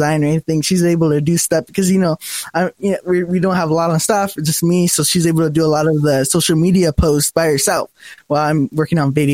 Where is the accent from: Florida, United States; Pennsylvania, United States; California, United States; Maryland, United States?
California, United States; Chino; also born or lived in La Puente, California; at the age of 7, we moved from La Puente, California to here in Chino.